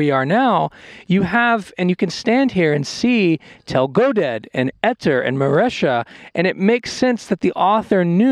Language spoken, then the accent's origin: English; Texas, United States; I'm a Texan